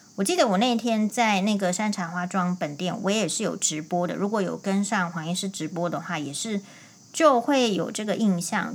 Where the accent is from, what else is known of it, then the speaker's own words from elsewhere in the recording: Taiwan; 我们台湾人还没有学会怎么样在大家的事情里面去和谐地讨论这样子而已